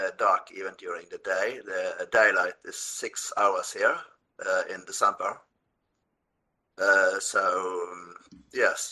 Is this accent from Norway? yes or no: yes; Norway; English is a second language; moved away as an adult; I was born and raised here, but my entire adult life I spent abroad.